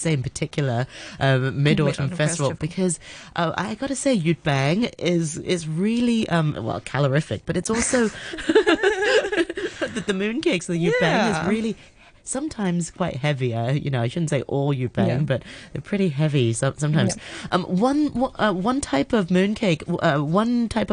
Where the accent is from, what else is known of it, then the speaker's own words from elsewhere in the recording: Hong Kong; We grew up in Hong Kong